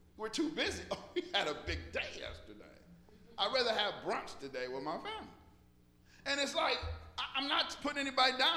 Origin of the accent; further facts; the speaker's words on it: Detroit, Michigan, United States; growing up in Detroit, West Side, whoop, whoop. off of Seven Mile